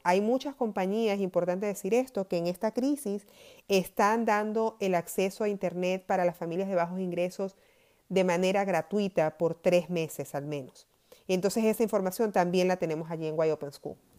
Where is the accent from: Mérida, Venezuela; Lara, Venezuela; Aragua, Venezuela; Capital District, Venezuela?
Aragua, Venezuela; Maracay; moved away as an adult; now in United States; yo nací en Maracay, en Venezuela